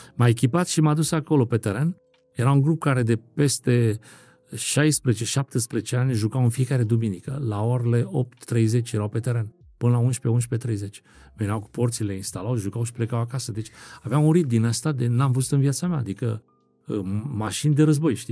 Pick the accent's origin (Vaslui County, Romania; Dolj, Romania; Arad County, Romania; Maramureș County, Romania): Dolj, Romania; Craiova; moved away as an adult; now in France; sunt din Craiova